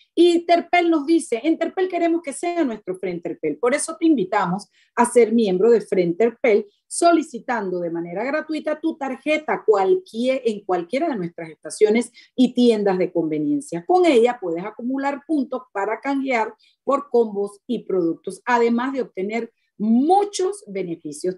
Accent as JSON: {"language": "Spanish", "region": "Chiriquí", "country": "Panama", "said": "yo soy panameña, tengo doble nacionalidad chiricana y panameña"}